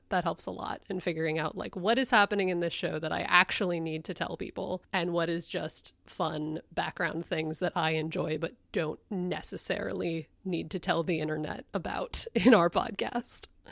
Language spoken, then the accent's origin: English; Connecticut, United States; my home state